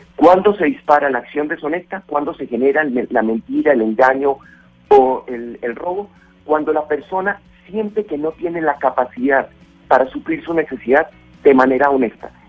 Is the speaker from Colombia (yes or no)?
yes; Colombia; como colombiano